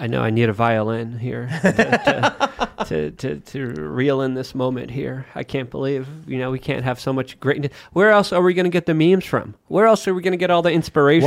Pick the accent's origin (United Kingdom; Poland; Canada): Poland; moved away; I'm from Poland. I love my country